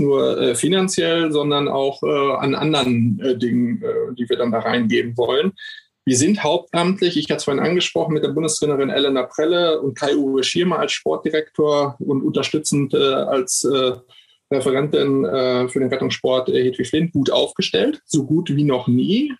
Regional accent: Rheda-Wiedenbrück, North Rhine-Westphalia, Germany; Ich komme aus Reda Wiedenbrück.

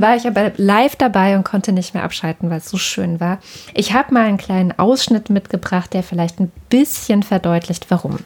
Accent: Germany; Auch bei uns in Deutschland

